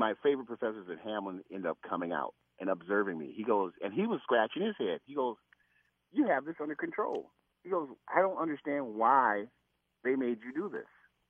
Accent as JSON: {"language": "English", "region": "Minnesota", "country": "United States", "said": "except I wasn't, I was from America, in Minnesota."}